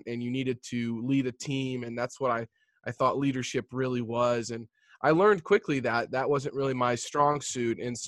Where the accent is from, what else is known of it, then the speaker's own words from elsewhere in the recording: Jefferson City, Missouri, United States; I'm a Midwestern boy. So I grew up in Jefferson City, Missouri, which is the capital of Missouri.